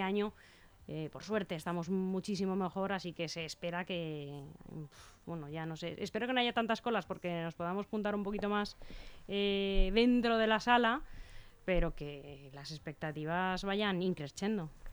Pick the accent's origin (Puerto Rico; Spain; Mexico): Spain; como somos los españoles